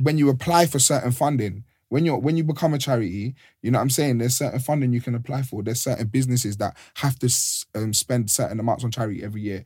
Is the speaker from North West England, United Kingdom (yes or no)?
no; London, United Kingdom; where I'm from, I grew up in Mozart